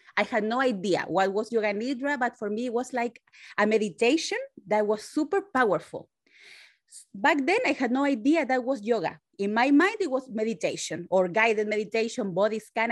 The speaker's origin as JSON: {"language": "English", "country": "Chile", "tie": "born or raised there", "moved": "yes", "lives_now": "San Francisco, United States", "said": "I was made in Chile. Now I live in San Francisco, California. So I'm Latina"}